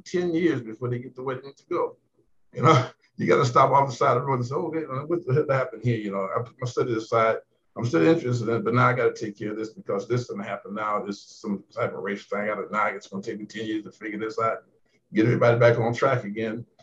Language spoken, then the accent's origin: English; Talladega County, Alabama, United States; I'm from Alabama. That's the lowest section of Talladega County